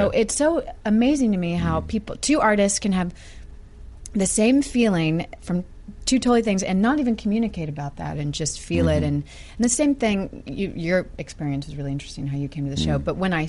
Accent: the South, United States; accent: southern; I'm from a small southern town

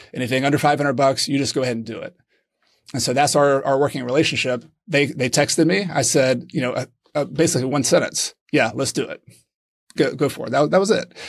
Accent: Clemson, South Carolina, United States; moved away as an adult; now in Granada, Spain; I am originally from Clemson, South Carolina

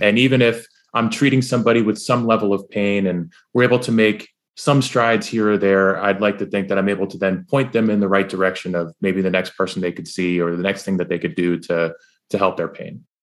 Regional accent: New York, United States; I'm from New, I'm from New York

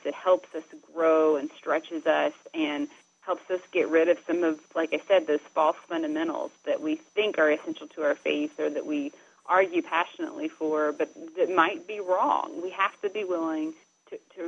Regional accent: Dayton, Tennessee, United States; it's Dayton, Tennessee, because this is where that phrase was coined. So that's sort of the background of my hometown

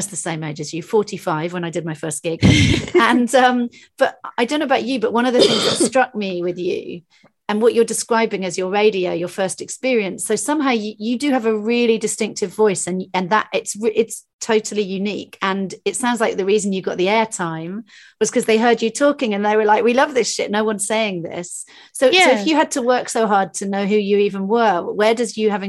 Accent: England, United Kingdom; being an English person

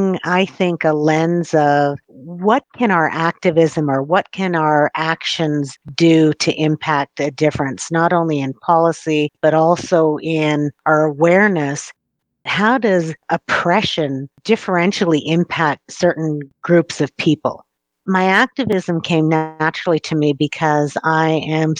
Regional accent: Treaty 7 land, Alberta, Canada; I was born and raised on Treaty 7

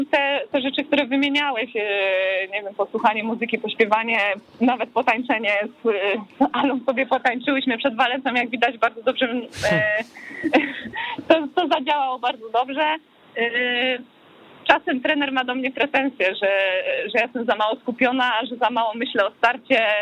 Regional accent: Ćwiklice, Silesian Voivodeship, Poland; Tak, ja, ja kocham Śląsk, a, moje ćwiklice to, to, już totalnie.

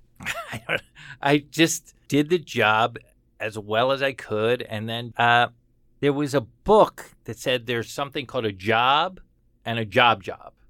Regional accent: Florida, United States; I'm from Florida.

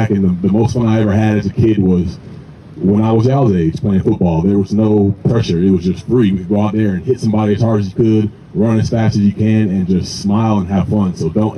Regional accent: Ackworth, Georgia, United States; It's crazy for me because I'm a kid I grew up in Ackworth, Georgia. Nobody knows where that is.

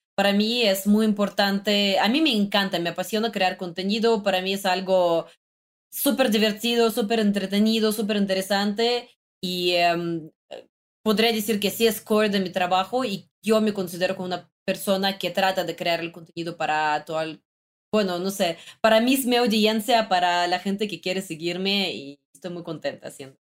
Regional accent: Russia; Spanish is a second language; now in Mexico

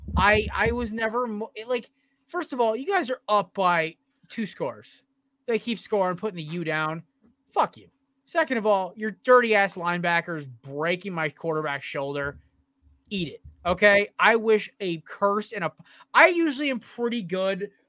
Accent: Connecticut, United States; a school from my home state

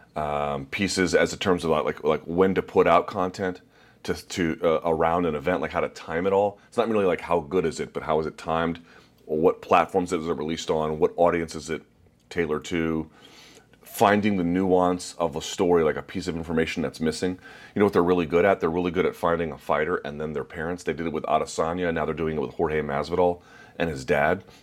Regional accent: United States; I'm just an American

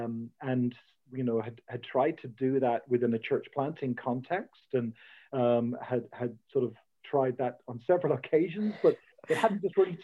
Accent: Dublin, Leinster, Ireland; moved away as an adult; also born or lived in Chicago, United States; born and raised in Dublin a good number of years ago, but have lived overseas, lived in the US for a while. And in fact, that's where I really came to faith, or where I first encountered Jesus, was in the US, yeah, in Chicago.

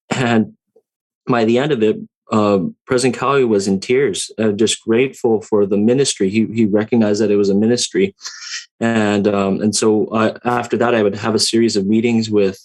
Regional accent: Santa Ana, California, United States; moved away; also born or lived in Hawaii; growing up um, in uh, Orange and Santa Ana, California

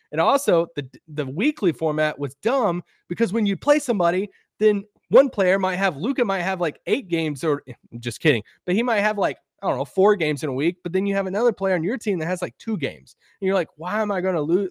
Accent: United States

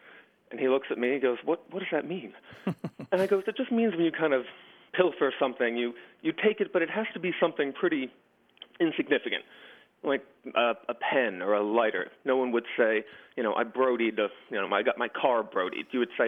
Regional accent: Philadelphia, Pennsylvania, United States; born or raised there

